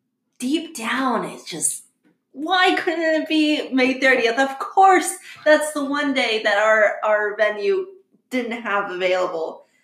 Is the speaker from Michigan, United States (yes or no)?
no; Pennsylvania, United States; now in Kentucky, United States; we live in Kentucky now and we were supposed to get married in Pennsylvania because we're both from Pennsylvania